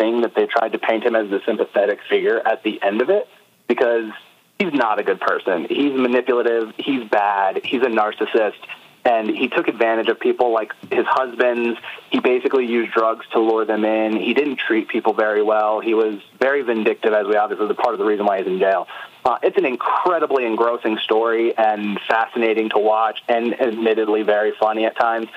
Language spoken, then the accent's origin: English; Atlanta, Georgia, United States; in Atlanta today, which is my hometown